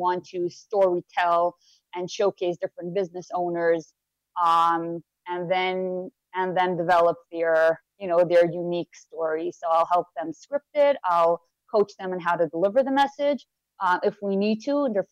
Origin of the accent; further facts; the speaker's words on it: Monsey, New York, United States; I was born and raised in Muncie, New York, still live here